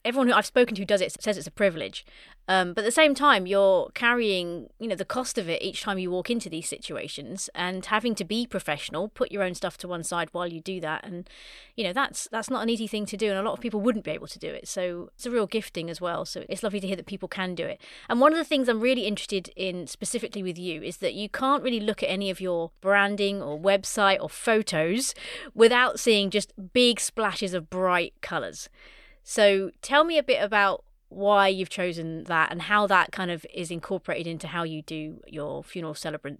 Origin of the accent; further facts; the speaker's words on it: United Kingdom; especially as British people. It's stiff upper lip and, don't show weakness.